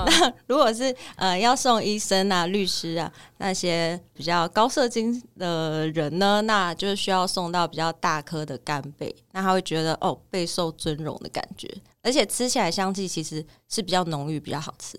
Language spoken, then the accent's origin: Chinese; Sanfeng Central Street, Kaohsiung, Taiwan; 从小就是在三凤中街长大